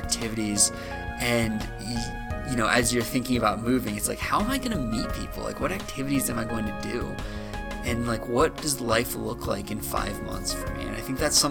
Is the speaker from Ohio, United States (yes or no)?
yes; Cleveland, Ohio, United States; moved away; I'm originally from Cleveland, Ohio